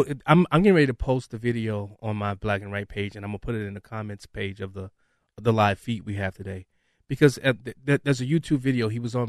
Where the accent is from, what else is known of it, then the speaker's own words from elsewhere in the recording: Chicago, Illinois, United States; accent: Chicago; also born or lived in Champaign; I've always tried to shake my Chicago accent.